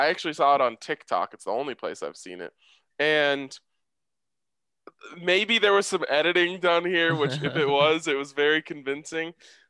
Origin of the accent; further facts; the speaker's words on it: Austin, Texas, United States; As I'm from Austin, a Spurs, Longhorns, and Baylor Stars and Rangers fans